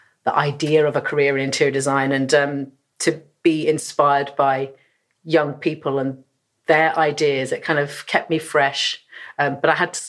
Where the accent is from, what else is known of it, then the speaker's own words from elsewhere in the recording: London, United Kingdom; moved away as an adult; also born or lived in Glasgow; I'm from London originally